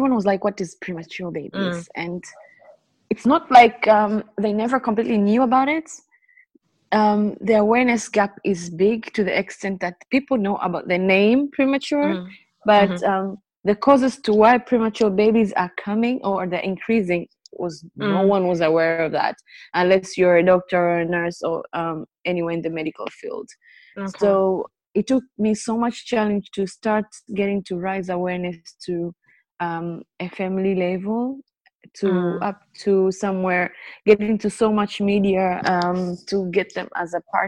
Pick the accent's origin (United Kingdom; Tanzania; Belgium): Tanzania; now in Dar es Salaam, Tanzania; broadcasting from Dar es Salaam. I am a 26,900 premature born, and I'm a Maasai by tribe.